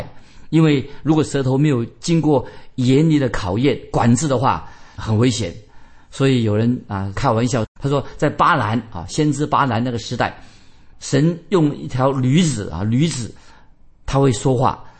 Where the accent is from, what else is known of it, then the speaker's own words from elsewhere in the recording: China; 那我们中国人更多了，关于这个说言多必失，一言既出，驷马难追